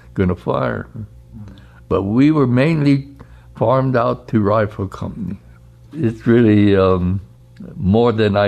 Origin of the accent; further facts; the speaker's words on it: Gallup, New Mexico, United States; I was born in Gallup, New Mexico, in October 6, 1925